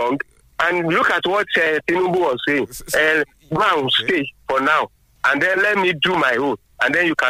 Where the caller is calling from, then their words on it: Abeokuta, Ogun State, Nigeria; from Abeokuta.